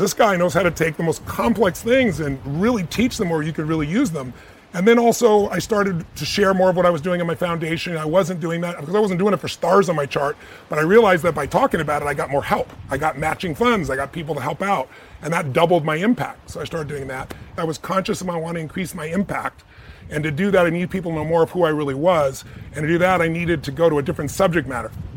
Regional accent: United States; I'm an American

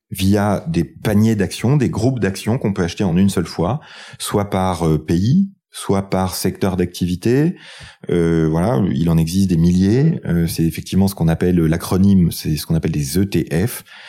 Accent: France; quand on est français

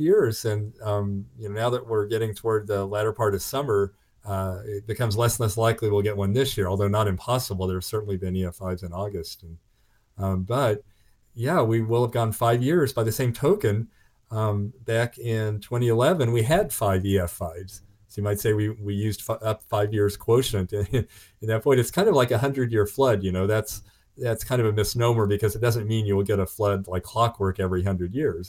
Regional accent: Oklahoma, United States; growing up in Oklahoma

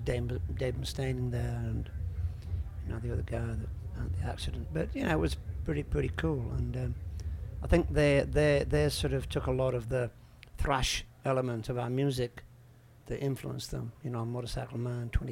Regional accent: Yorkshire and the Humber, United Kingdom; moved away as an adult; now in France; I'm from West Yorkshire

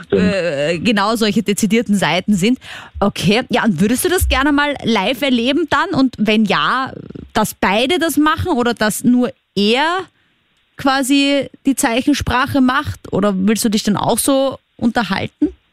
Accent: Vienna, Austria; als Wienerin

